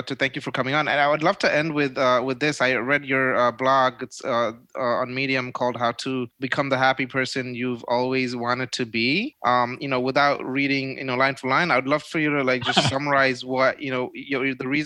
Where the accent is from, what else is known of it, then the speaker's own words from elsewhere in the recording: Barisal, Barisal Division, Bangladesh; moved away; I was born in Borishal, Bangladesh, and very remote part of Borishal.